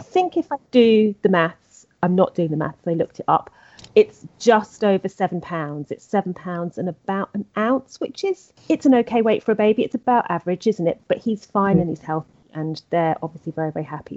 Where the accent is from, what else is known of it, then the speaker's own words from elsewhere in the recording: England, United Kingdom; I'm English.